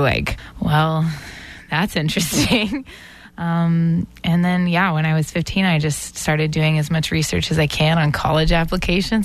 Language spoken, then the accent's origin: English; Atlanta, Georgia, United States; moved away as an adult; now in Boston, United States; I grew up in Atlanta, Georgia, and then came here three and a half years ago for college